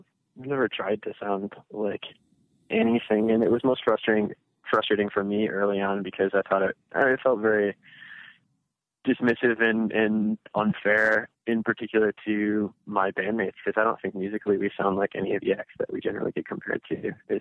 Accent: Midwest, United States; I'm from the Midwest and I'm talking to somebody on the coast, it makes me sound like I live in Lake Wobegon, but yeah, it's not so much the small, slow Midwestern life, but it's definitely not living in a massive metropolitan area.

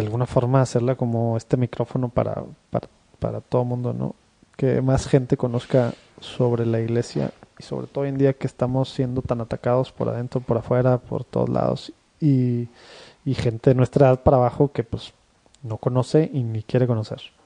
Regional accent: Monterrey, Nuevo León, Mexico; somos de Monterrey, ambos, y aquí estamos casi toda nuestra vida, salvo temas de estudios

